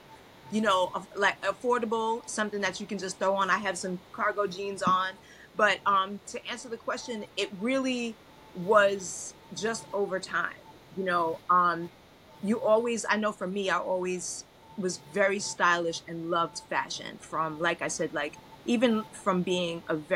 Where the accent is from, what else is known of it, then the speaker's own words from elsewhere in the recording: New York City, New York, United States; also born or lived in Brooklyn / Long Island; I was born in Brooklyn. I grew up in Queens. As a young adult, we moved, young teenager, we moved to Long Island, and then I moved back to Brooklyn as a young adult